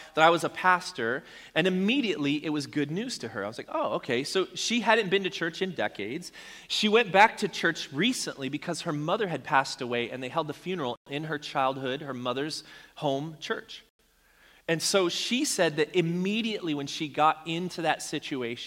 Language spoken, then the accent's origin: English; Arizona, United States; I grew up in Arizona